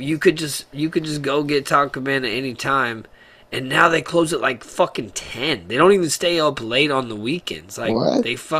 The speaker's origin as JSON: {"language": "English", "region": "Texas", "country": "United States", "said": "It's like, I'm from Texas, I bleed Buc-ee's and I fucking shit Whataburger"}